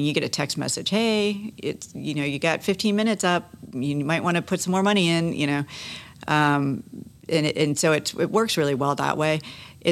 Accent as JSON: {"language": "English", "town": "Satellite Beach", "region": "Florida", "country": "United States", "tie": "born or raised there", "said": "I grew up in Satellite Beach"}